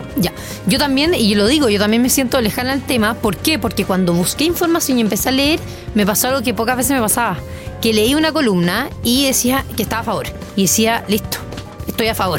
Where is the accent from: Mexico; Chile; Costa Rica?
Chile; como chilena